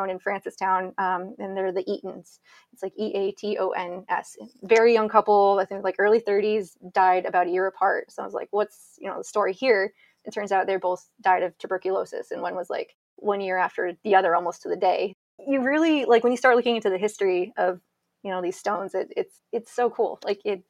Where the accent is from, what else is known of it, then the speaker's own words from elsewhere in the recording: New Boston, New Hampshire, United States; I'm from New Boston, New Hampshire, and our cemetery has a stone